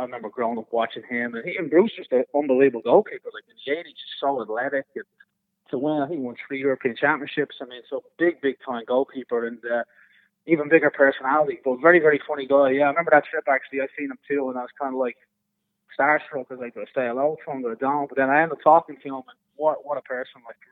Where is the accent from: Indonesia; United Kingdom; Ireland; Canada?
Ireland; Dublin, Leinster; moved away as an adult; now in United States; as a young kid growing up in Dublin